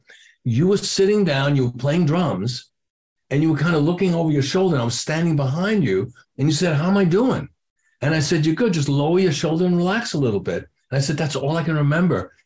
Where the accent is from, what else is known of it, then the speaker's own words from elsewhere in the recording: New York City, New York, United States; So I'm growing up in New York City. I'm in Washington Heights